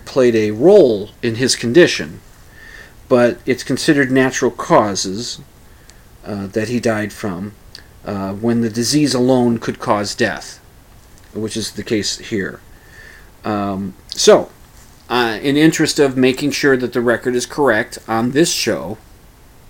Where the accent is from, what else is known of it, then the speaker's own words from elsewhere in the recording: United States; as an American